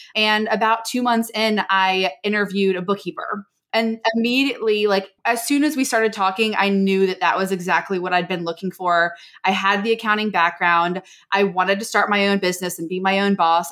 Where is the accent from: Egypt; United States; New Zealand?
United States; Maryland; moved away as an adult; now in San Diego, United States; I'm actually from Maryland.